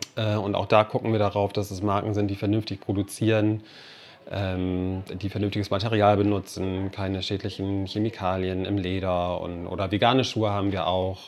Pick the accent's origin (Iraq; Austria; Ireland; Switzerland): Ireland; Cork, Munster; now in Meppen, Germany; aus meiner Heimatstadt, aus Cork